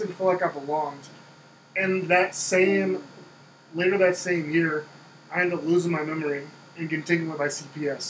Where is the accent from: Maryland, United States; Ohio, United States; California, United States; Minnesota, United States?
California, United States; Oakland; moved away as an adult; also born or lived in Philippines; growing up in Oakland, I was there about 4